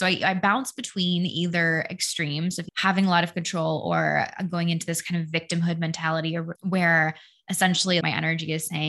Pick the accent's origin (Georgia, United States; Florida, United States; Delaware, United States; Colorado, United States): Colorado, United States; Denver; born there; also born or lived in Connecticut / Washington State; I was born in Denver. We moved to the East Coast. We lived in Connecticut for like 10 years. Then we moved to Washington State.